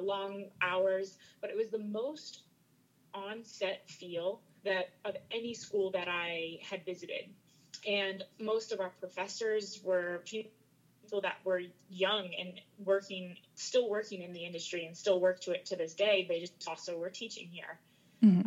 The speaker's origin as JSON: {"language": "English", "region": "Maryland", "country": "United States", "tie": "born or raised there", "moved": "as an adult", "said": "I grew up in Maryland"}